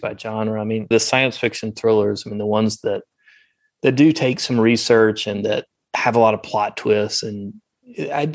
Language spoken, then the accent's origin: English; the South, United States; accent: Southern; my Southern accent